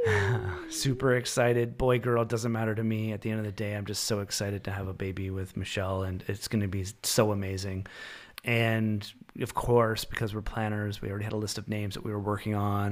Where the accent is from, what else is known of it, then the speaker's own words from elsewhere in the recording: Canada; now in Ontario, Canada; As a Canadian citizen